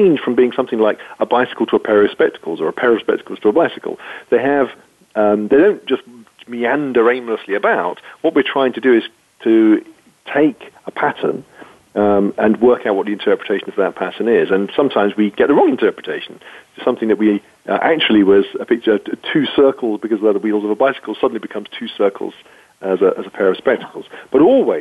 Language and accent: English; United Kingdom; being British